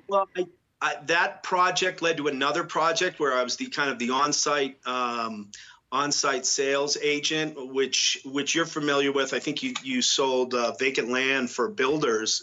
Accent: New England, United States; also born or lived in Boston; now in Telluride, United States; I grew up in New England uh, where I was raised and went to school.

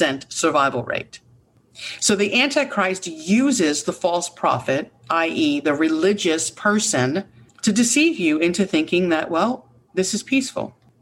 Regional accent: United States; as an American, but a God fearing woman

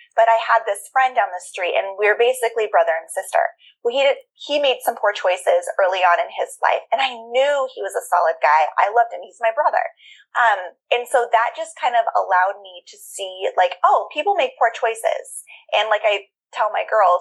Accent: Juneau, Alaska, United States; I was born and raised in Juneau, which is the capital

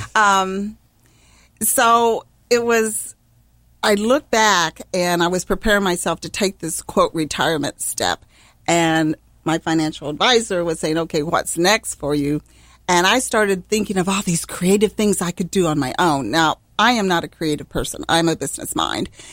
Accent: Missouri, United States; now in Ohio, United States; I'm from Missouri, the Show Me State

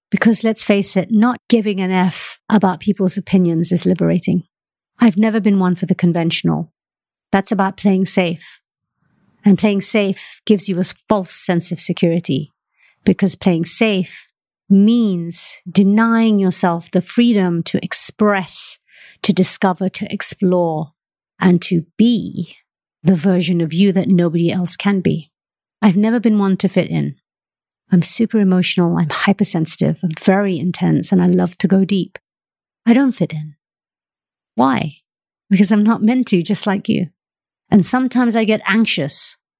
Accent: Malaysia; moved away; also born or lived in United Kingdom; I'm Malaysian-born, and I've spent half my life living in the United Kingdom.

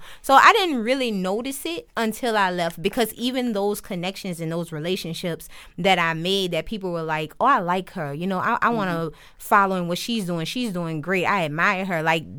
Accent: New Orleans, Louisiana, United States; I'm from Uptown. I grew up Uptown, right up the street from the Magnolia, between Washington and 2nd. So I've been that way my entire life up until recently. So now I stay in the East. But the Uptown is home.

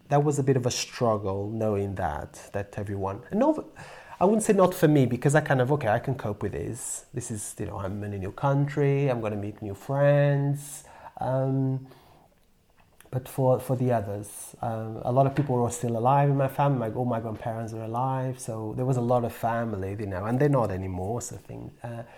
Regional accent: Porto, Norte, Portugal; English is a second language; moved away as an adult; now in Wales, United Kingdom; the Porto where I was born, the second major city in Portugal

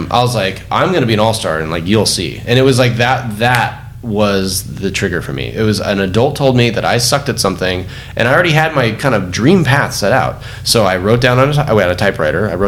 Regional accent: California, United States; This is when the Lakers were winning everything, and I'm growing up in Southern California.

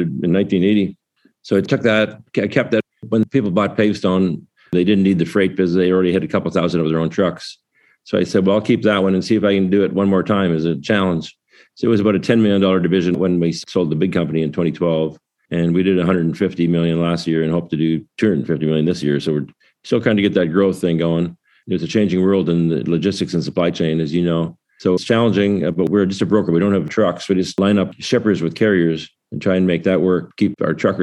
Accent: Waterloo, Ontario, Canada; my hometown of Waterloo, Canada

